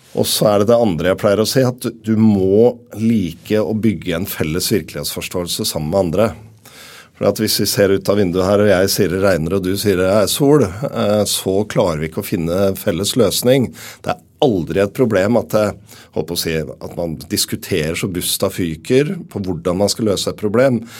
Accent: Oslo, Norway; Jeg er fra Groruddalen i Oslo

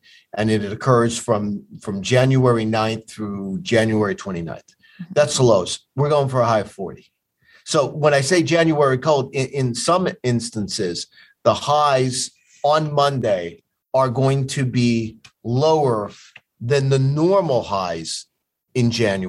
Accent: Northeast, United States; we're both from the Northeast.

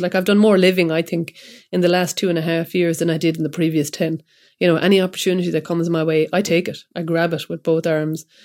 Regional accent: Kilkenny, Leinster, Ireland; I'm from Kilkenny

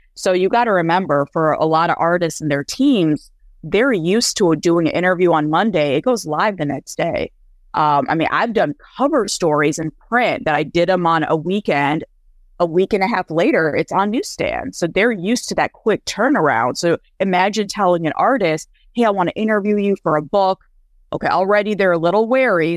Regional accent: Michigan, United States; also born or lived in India; I grew up in a small town in Michigan

